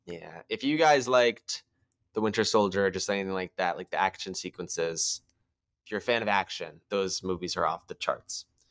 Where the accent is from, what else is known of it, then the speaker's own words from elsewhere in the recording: United States; We're Americans